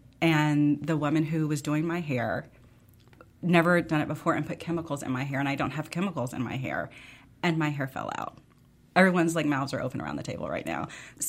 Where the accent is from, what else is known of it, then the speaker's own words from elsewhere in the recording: Memphis, Tennessee, United States; I grew up in Memphis listening